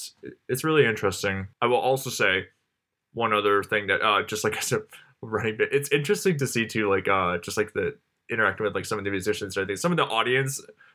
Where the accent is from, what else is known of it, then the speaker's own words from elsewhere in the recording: London, United Kingdom; How, like, when I was growing up in London, I would walk by, like, this factory and I could, like, taste, like, the metal in my mouth and everything from it.